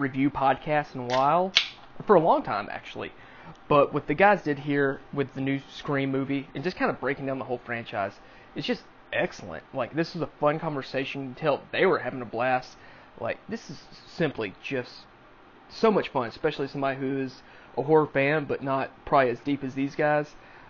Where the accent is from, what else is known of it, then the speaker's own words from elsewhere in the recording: Texas, United States; So obviously growing up in Texas, you do country stuff, you help on the barbed wire fences, help with cows, feeding animals